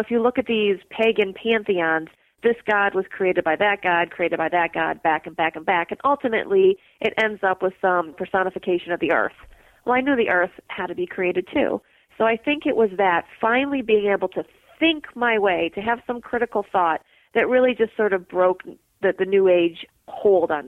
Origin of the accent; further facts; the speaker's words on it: Midwest, United States; moved away as an adult; also born or lived in Mississippi; I grew up in the Midwest